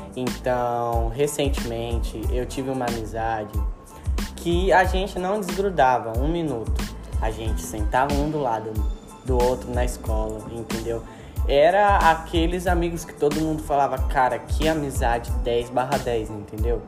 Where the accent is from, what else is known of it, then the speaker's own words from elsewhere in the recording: Brazil; eu sou brasileiro